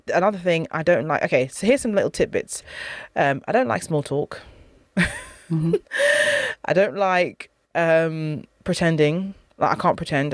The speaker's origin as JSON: {"language": "English", "country": "United Kingdom", "tie": "born or raised there", "said": "I'm from a Caribbean background. I'm British, though, British born."}